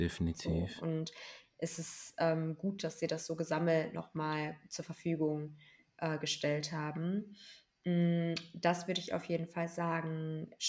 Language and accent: German; Germany; Also als Deutsche generally zu verstehen, okay, das ist Teil unserer Geschichte